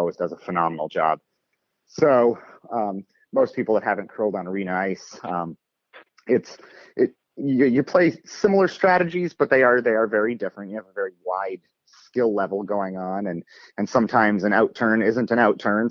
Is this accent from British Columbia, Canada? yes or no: no; Windsor, Ontario, Canada; moved away as an adult; also born or lived in Toronto area; now in Pittsburgh, United States; I was born and raised in Windsor, Ontario, up in Canada.